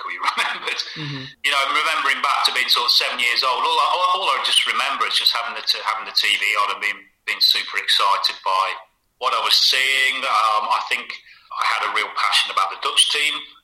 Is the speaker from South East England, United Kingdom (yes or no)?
no; Hinckley, East Midlands, United Kingdom; moved away; also born or lived in Huntingdon / Bournemouth / Riga, Latvia; I was born in Huntingdon, family moved to Hinckley when I was about 5 or 6, so I've always, you know, I sort of see that as... spiritual home